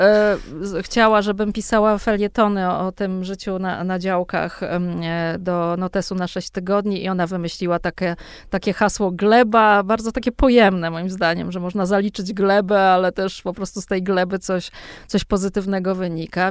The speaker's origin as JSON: {"language": "Polish", "town": "Warsaw", "region": "Masovian Voivodeship", "country": "Poland", "tie": "born or raised there", "said": "z tego mojego dzieciństwa na tym Grochowie"}